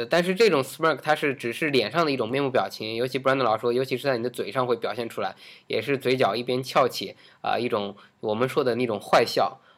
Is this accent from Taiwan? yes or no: no; China; 就我们中国人